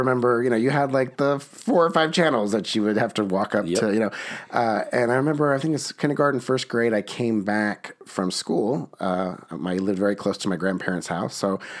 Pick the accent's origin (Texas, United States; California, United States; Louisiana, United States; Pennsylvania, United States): Texas, United States; New Braunfels; now in Orlando, United States; I was born and raised in New Braunfels, Texas. I'm a proud